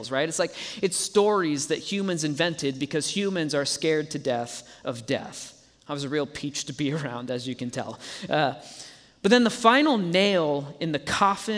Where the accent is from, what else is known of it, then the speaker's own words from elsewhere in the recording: Dallas, Texas, United States; now in Colorado, United States; I grew up in Dallas, Texas